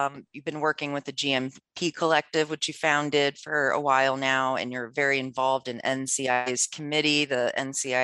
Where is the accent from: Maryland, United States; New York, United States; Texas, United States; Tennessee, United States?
Maryland, United States; I'm from Maryland, which is very slow going out there